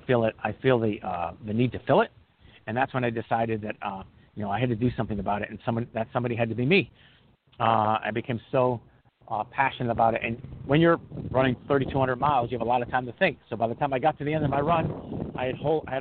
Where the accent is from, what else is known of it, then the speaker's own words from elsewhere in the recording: New England, United States; I'm actually from New England